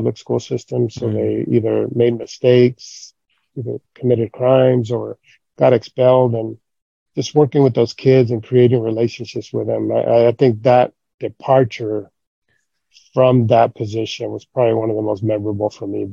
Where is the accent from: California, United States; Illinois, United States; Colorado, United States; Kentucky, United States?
California, United States; Gridley; moved away as an adult; also born or lived in Oxnard, California / Monterey, California; I was born and raised in Gridley